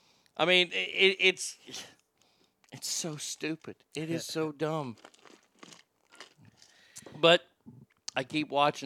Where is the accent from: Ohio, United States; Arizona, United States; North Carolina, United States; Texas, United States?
Texas, United States; We grew up in the Mecca of wrestling.